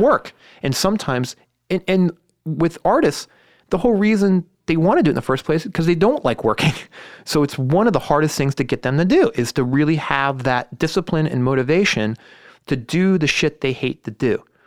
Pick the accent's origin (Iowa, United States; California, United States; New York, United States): California, United States; Los Altos; I grew up in Los Altos.